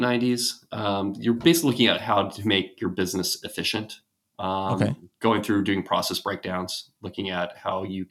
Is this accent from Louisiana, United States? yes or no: no; San Diego, California, United States; I was born and raised around the Kearny Mesa area, so deep into San Diego